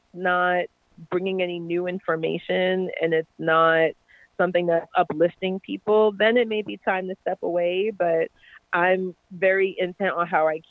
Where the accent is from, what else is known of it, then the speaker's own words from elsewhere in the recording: New York City, New York, United States; I'm from New York City. So New York City is incredibly diverse